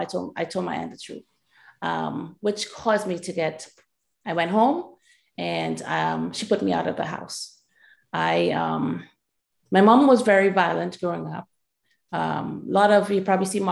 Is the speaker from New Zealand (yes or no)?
no; Trinidad & Tobago; moved away; I grew up in Trinidad and Tobago